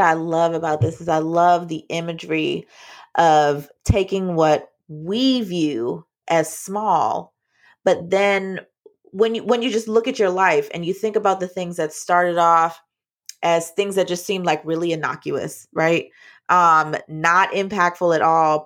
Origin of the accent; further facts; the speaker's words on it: Jamaica; I'm Jamaican